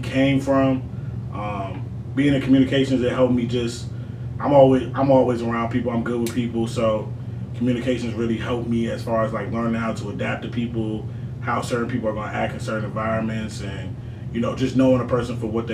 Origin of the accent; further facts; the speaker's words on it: Dumfries, Virginia, United States; I'm from Dumfries, VA, you know, straight under Woodbridge, man. I went to Potomac Senior High School, class of 2011